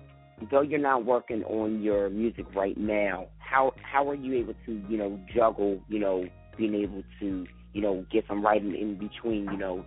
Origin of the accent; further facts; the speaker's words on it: Delaware, United States; I'm being from Delaware